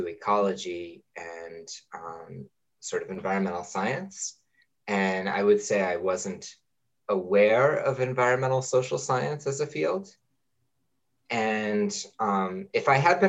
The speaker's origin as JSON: {"language": "English", "town": "Amherst", "region": "Massachusetts", "country": "United States", "tie": "born or raised there", "also_born_or_lived": "California / Indiana", "moved": "as an adult", "said": "I grew up in Amherst, Massachusetts, down the road from you"}